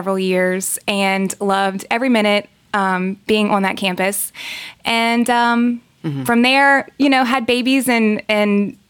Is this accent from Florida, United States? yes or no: no; Luling, Louisiana, United States; also born or lived in Lafayette, Louisiana; I grew up in Luling, Louisiana. I went to Hahnville High School, graduated there, moved straight to Lafayette to come to UL.